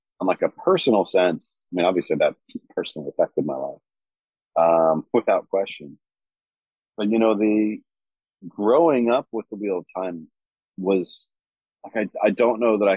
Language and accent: English; New Mexico, United States; Growing up in New Mexico